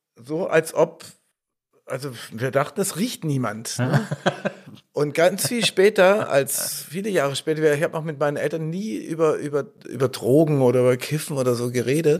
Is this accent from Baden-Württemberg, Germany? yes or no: yes; Stuttgart, Baden-Württemberg, Germany; bin ich Stuttgarter Junge, in Stuttgart Süd, Heslach äh, zur Schule gegangen